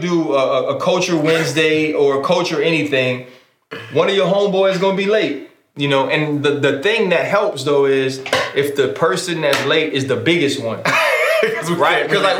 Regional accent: West Bank, Palestine; And so I'm from the West Bank. I know how it works.

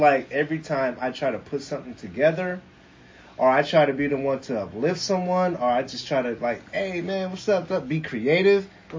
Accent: Seattle, Washington, United States; I'm from Seattle, born and raised.

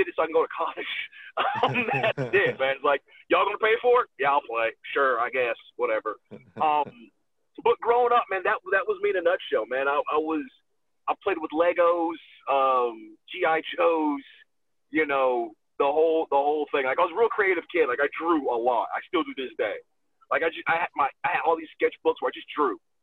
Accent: Atlanta, Georgia, United States; also born or lived in New York; But I was raised in Atlanta

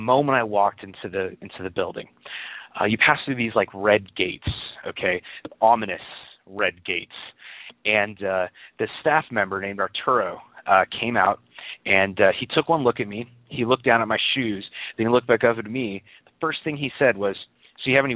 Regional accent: California, United States; I grew up in California

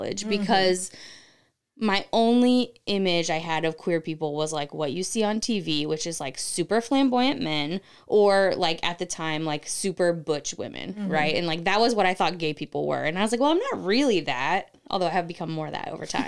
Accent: Cincinnati, Ohio, United States; moved away; I grew up in Ohio, so it's more conservative there than it is here

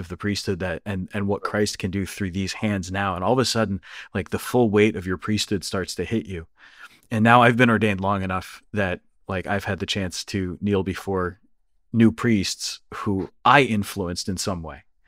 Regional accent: Northeast, United States; being American, being from the Northeast

